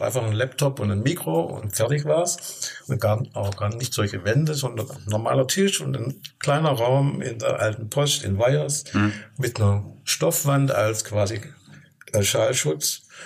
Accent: Stuttgart, Baden-Württemberg, Germany; moved away as an adult; now in Rhön, Germany; Ich komme komm aus Stuttgart und meine Frau hat mich vor 35 Jahren in die Rhön gelockt

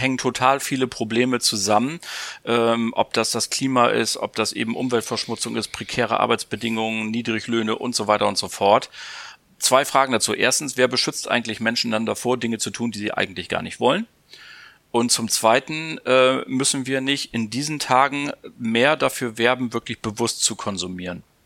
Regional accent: Bremen, Germany; ich bin ja Bremer

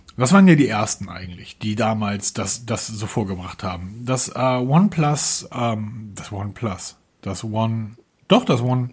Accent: Northern Germany, Germany; weil wir kommen ja hier aus dem Norden

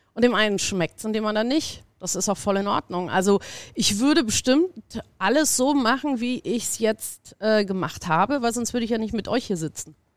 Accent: Munich, Bavaria, Germany; moved away; Ich komme aus München, habe da das Backstage mit groß gemacht damals

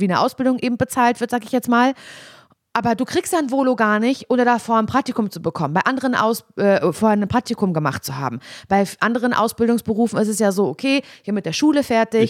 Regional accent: Parchim, Mecklenburg-Vorpommern, Germany; moved away as an adult; ich komme ja aus Parchim

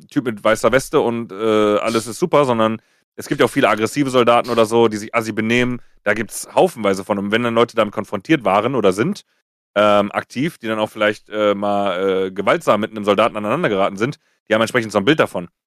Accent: Oberhausen, North Rhine-Westphalia, Germany; Ich habe dann gesagt, ich komme aus Oberhausen, ne? Also Oberhausen ist eine 240.000

